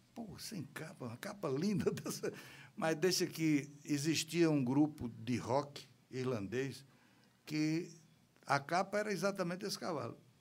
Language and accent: Portuguese; Campina Grande, Paraíba, Brazil; moved away; Campina Grande, que é a minha terra